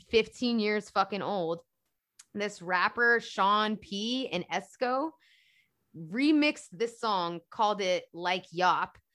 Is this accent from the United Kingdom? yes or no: yes; London, United Kingdom; I grew up in London and I grew up in the black church.